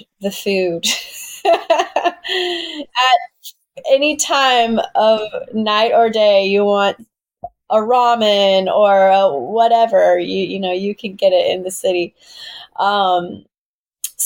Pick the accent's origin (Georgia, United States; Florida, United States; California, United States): Georgia, United States; Southwest; moved away as an adult; now in New York City, United States; I'm from Southwest Georgia. So I'm from a really small town where people go to hunt